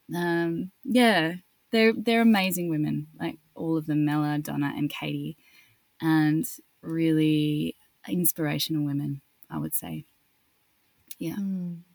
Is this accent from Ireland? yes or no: no; Australia; accent: Australian; moved away as an adult; also born or lived in Paris, France / London, United Kingdom; I'd sort of experienced being Australian